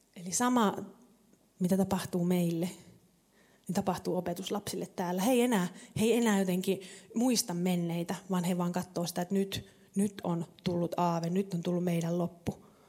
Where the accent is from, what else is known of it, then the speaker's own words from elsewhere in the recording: Savo, Finland; mä oon kasvanut tuolla syvällä Savossa vähän niin kuin puskassa